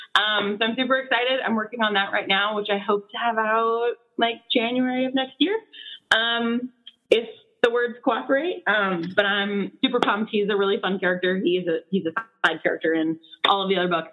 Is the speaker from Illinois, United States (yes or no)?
yes; Chicago suburbs, Illinois, United States; now in Chicago, United States; we're from like an hour away